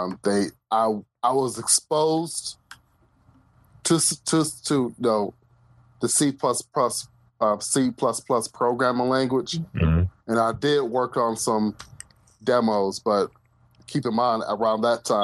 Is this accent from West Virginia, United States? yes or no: no; Cincinnati, Ohio, United States; moved away as an adult; also born or lived in Orlando, Florida / Seattle, Washington; now in Raleigh, United States; I'm from Cincinnati, Ohio. Now I live in Raleigh, North Carolina